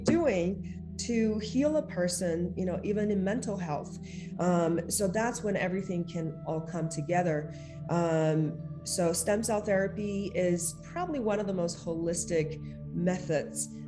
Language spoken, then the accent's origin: English; China; now in Los Angeles, United States; growing up in China